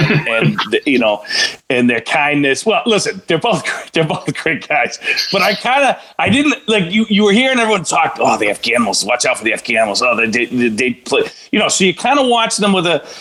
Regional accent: Boston, Massachusetts, United States; I'm from Boston

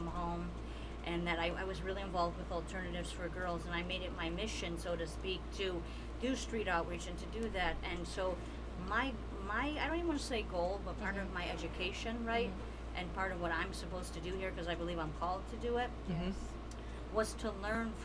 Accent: Detroit, Michigan, United States; also born or lived in New York; where I grew up in Southwest Detroit

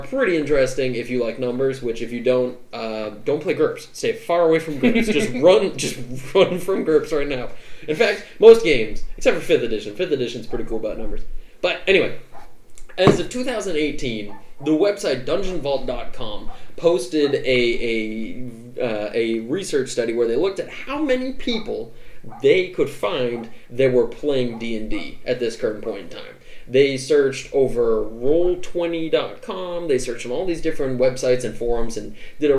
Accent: New England, United States; I'm also from New England

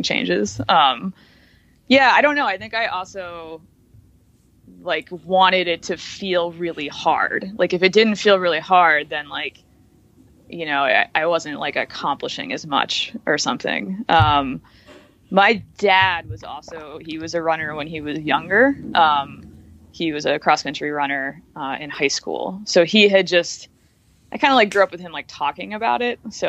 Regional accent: Suffolk County, Long Island, New York, United States; moved away as an adult; now in Brooklyn, United States; I grew up in Suffolk County on Long Island

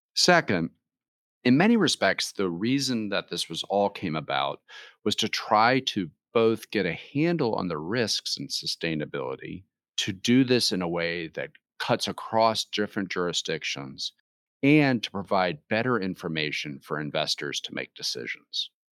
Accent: United States; those of us who grew up in the United States

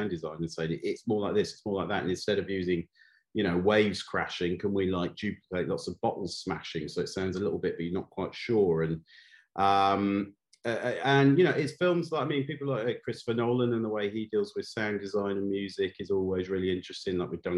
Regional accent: North Wales, United Kingdom; when I was a kid growing up in North Wales.

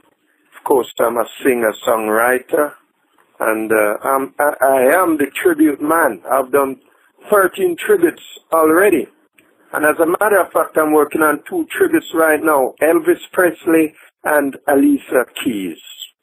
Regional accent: England, United Kingdom; also born or lived in Jamaica / Brooklyn, United States; yeah? I was born in Jamaica not long ago, and then as a little kid I went to England, UK. There I grew up, and in fact I spent most of my younger days in America as well, Brooklyn.

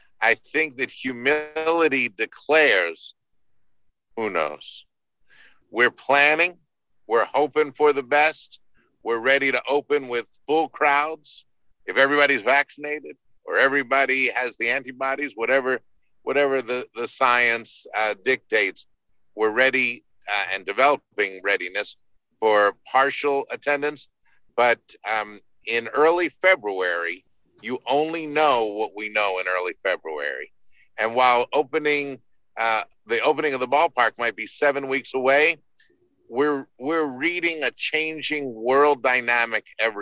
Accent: Baltimore, Maryland, United States; moved away; growing up in Baltimore

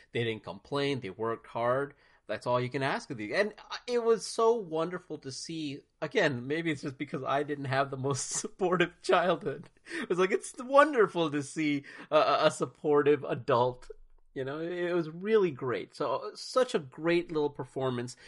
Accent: United States; I grew up most, for the most part, in America

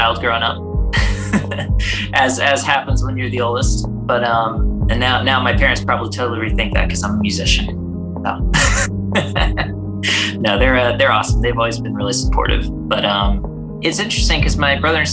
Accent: Charlotte, North Carolina, United States; also born or lived in Tampa, Florida; I've been as close to born and raised in Charlotte as you can be

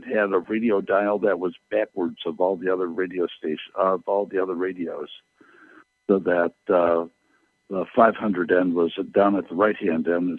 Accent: Kenosha, Wisconsin, United States; And I grew up in Kenosha, Wisconsin, which is right between Chicago and Milwaukee, and so I had like 30 radio stations that were like all local.

